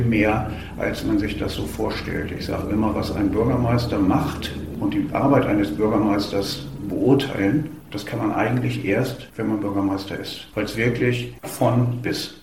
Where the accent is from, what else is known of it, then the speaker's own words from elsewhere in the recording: Lower Saxony, Germany; moved away as an adult; now in Schleswig-Holstein, Germany; ich komme, wie gesagt, aus Niedersachsen.